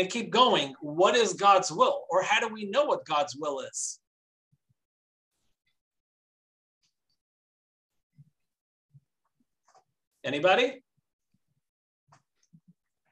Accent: New York City, New York, United States; moved away as an adult; now in Florida, United States; Growing up in Brooklyn, going to Manhattan

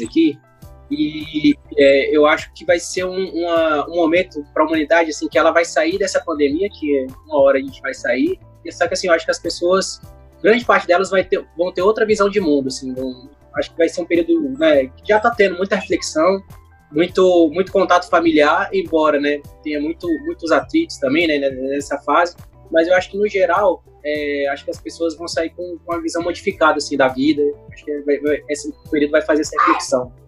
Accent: Brasília, Federal District, Brazil; also born or lived in Rio de Janeiro; eu sou carioca, mas eu vim para cá e para Brasília com cinco anos. Então faz muito tempo, né, que eu, que eu já me considero brasiliense.

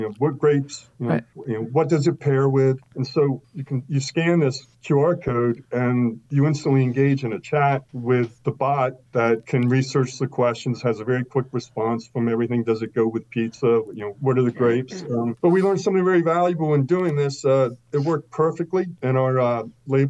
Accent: Delaware, United States; moved away as an adult; also born or lived in Chapel Hill, North Carolina; where I grew up in Delaware

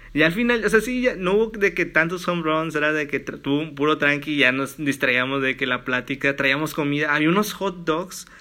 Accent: Matamoros, Tamaulipas, Mexico; moved away; also born or lived in Monterrey; yo pues soy de Matamoros

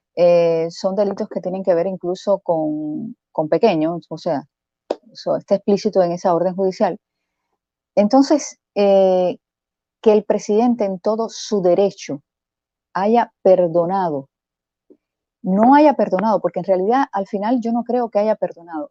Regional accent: Cuba; moved away; Yo soy cubana

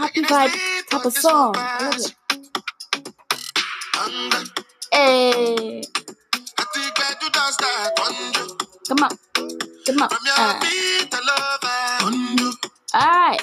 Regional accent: Nigeria; I'm from Nigeria

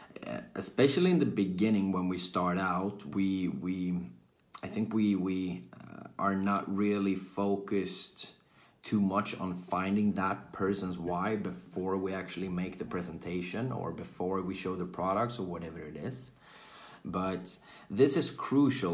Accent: Sweden; I'm from Sweden, born and raised in Sweden, currently living in Sweden as well.

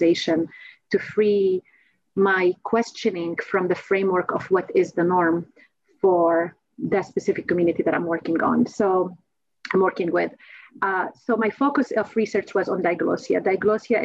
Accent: Nazareth, Northern District, Israel; moved away as an adult; also born or lived in Tel Aviv; I was born in Nazareth, and I was trained as a speech-language pathologist at Tel Aviv University

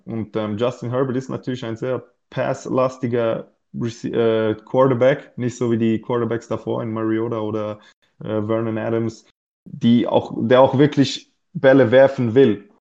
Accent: Switzerland; ich komme aus der Schweiz

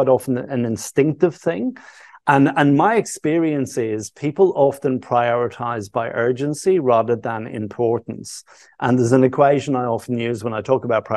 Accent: Dublin, Leinster, Ireland; now in Australia; Growing up in Dublin

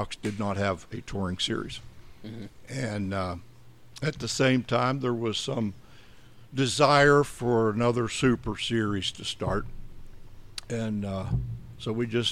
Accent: Western Pennsylvania, United States; moved away as an adult; now in North Carolina, United States; Originally, I'm from Western Pennsylvania

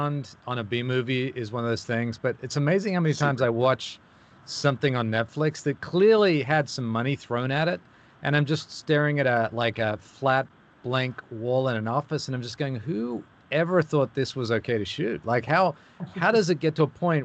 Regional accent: Australia; I'm Australian

